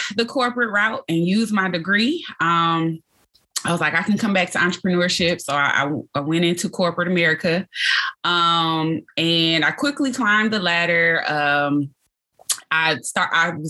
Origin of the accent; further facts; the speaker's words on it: Detroit, Michigan, United States; I was born and raised in Detroit, Michigan.